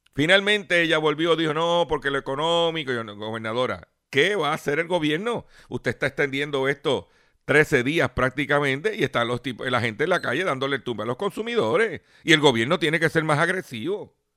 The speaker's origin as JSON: {"language": "Spanish", "town": "Lares", "country": "Puerto Rico", "tie": "born or raised there", "said": "los municipios de mi pueblo de Lare"}